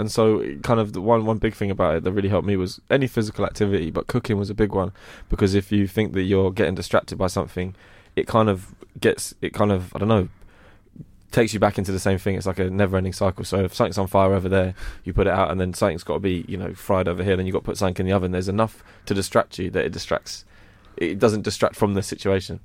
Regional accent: London, United Kingdom; also born or lived in Croydon / Streatham / Brixton; I grew up in West Norwood and I moved to Croydon. Um, so I kind of, all around Strip, Stretton and Brixton, that, that kind of whole area of South was where I was brought up.

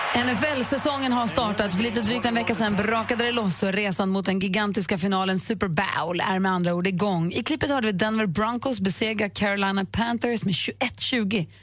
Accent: Luleå, Norrbotten County, Sweden; moved away; min hemstad, nämligen Luleå

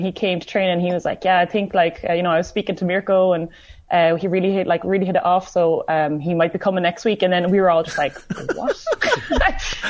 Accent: Wexford, Leinster, Ireland; now in Italy; I'm from Wexford.

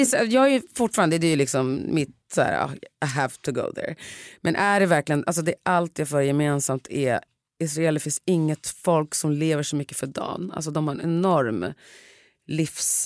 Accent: Sweden; jag är ändå uppvuxen i Sverige

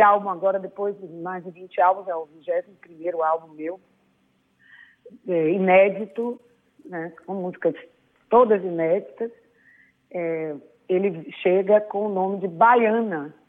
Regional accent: Salvador, Bahia, Brazil; eu sou uma baiana séria, que eu acho que é meu lado é, português, né? É, profunda, até um pouco melancólica, mas que precisou é, da cultura da minha cidade, onde eu nasci

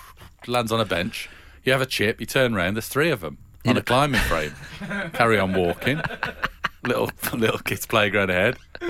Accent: Cannock, West Midlands, United Kingdom; Yeah, I think where I grew up in Cannock

